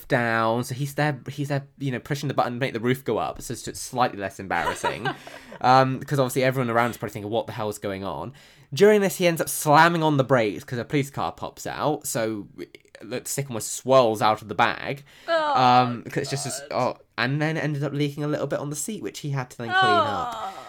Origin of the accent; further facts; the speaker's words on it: South West England, United Kingdom; See, I forgot where I'm from, clearly, because, you know, I'm from Devon. So, I mean, I am as common as they come.